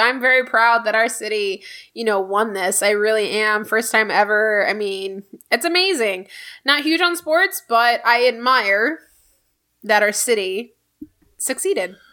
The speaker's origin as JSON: {"language": "English", "town": "Houston", "region": "Texas", "country": "United States", "tie": "born or raised there", "said": "I am proud of the city I grew up in. I'm a first generation Houstonian"}